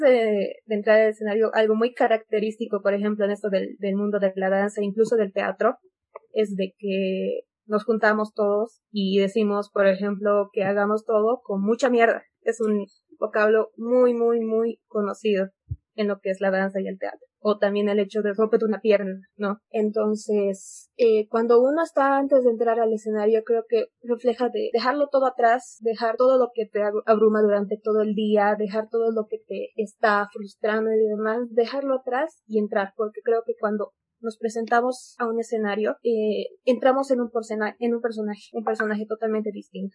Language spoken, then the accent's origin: Spanish; Bolivia; nosotros como bolivianos